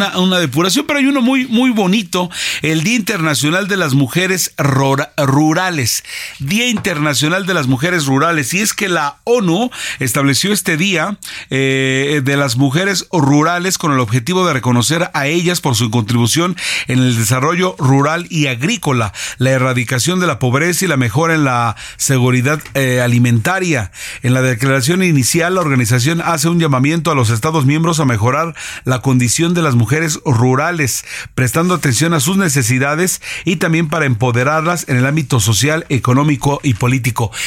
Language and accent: Spanish; Mexico; Yo soy el mexicano de los raros que me como un taco